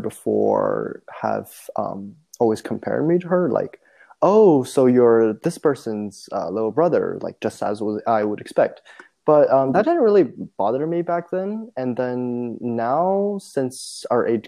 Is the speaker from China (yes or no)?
yes; China; moved away; growing up, I grew up in China